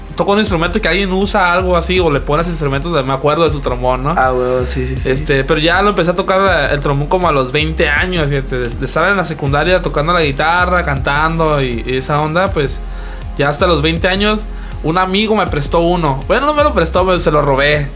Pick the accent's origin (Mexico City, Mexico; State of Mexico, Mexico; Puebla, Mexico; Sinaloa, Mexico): Sinaloa, Mexico; nosotros somos de Sinaloa